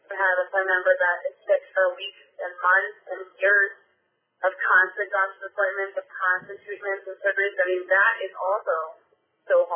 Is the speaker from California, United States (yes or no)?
no; Westchester, New York, United States; I came from Westchester